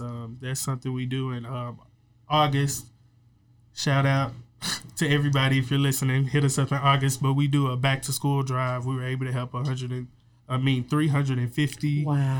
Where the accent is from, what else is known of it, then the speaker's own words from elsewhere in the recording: Waco, Texas, United States; I'm from Waco